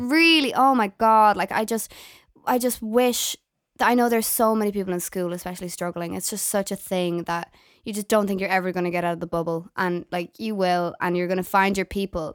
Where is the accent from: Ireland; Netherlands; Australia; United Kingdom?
Ireland; Galway, Connacht; moved away as an adult; now in Dublin, Ireland; I came out of school from Galway in Ireland